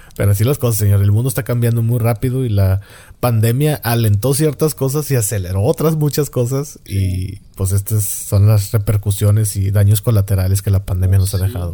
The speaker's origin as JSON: {"language": "Spanish", "country": "Mexico", "said": "De México"}